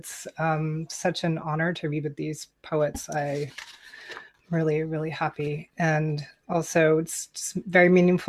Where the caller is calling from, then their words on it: Goleta, California, United States; I'm broadcasting from Goleta, California, Chumash territory near Santa Barbara.